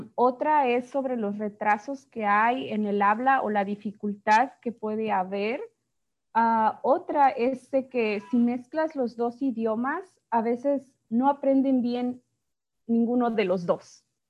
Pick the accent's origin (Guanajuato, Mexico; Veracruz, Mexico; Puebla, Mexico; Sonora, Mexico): Guanajuato, Mexico; first language Spanish; now in United States; soy de México, este, eh, específicamente de Guanajuato